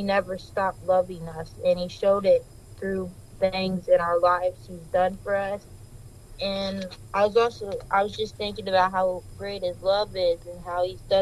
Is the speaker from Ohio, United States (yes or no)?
yes; Ohio, United States; I was born in Ohio, and I was raised in Ohio